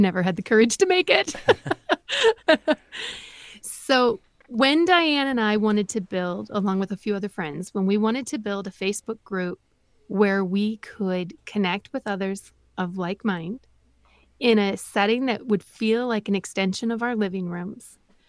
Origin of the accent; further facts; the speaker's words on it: Wisconsin, United States; Well, I am not in politics. I am a mom from Northeast Wisconsin, and I'm a wife, I'm a mom, and a homeschooling mom